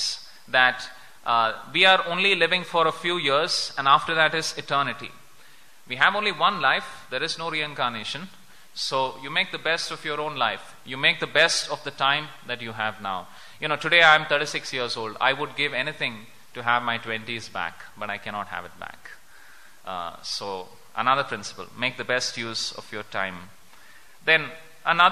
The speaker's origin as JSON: {"language": "English", "country": "India"}